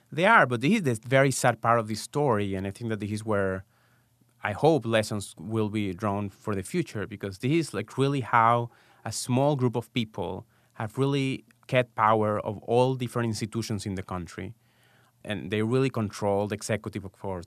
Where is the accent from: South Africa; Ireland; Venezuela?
Venezuela; moved away as an adult; also born or lived in Israel; now in United States; I was born and raised in Venezuela, and I lived there until after college